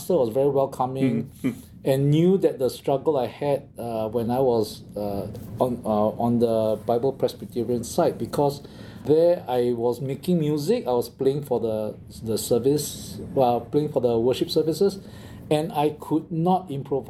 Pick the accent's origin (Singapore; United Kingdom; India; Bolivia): Singapore; moved away; I grew up in Singapore